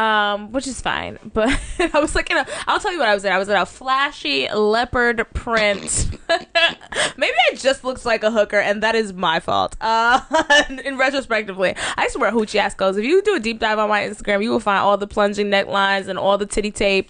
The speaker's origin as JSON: {"language": "English", "town": "Dallas", "region": "Texas", "country": "United States", "said": "So, yeah, I'm a bird from Dallas."}